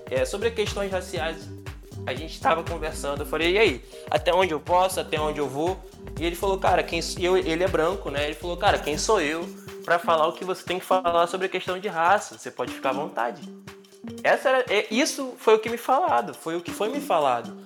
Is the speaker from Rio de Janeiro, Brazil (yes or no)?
yes; Rio de Janeiro, Brazil; also born or lived in São João de Meriti / São Paulo; Sou de São João de Meriti, criado em Bangu